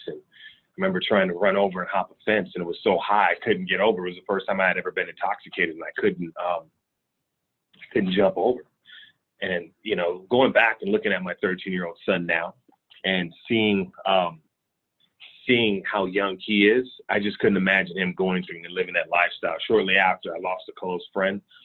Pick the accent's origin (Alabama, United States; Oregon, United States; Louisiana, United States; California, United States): California, United States; Richmond; born and raised in Richmond, California.